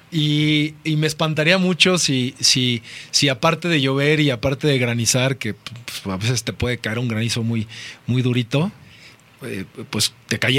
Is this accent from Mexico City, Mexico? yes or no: yes; Mexico City, Mexico; soy mexicano, me gustan los tacos, me gusta, me gusta el mole. Nacido aquí en la Ciudad de México